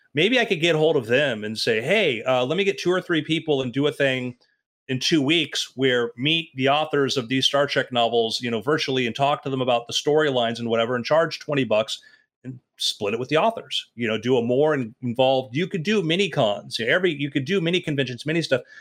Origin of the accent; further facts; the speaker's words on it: Oregon, United States; I grew up in Oregon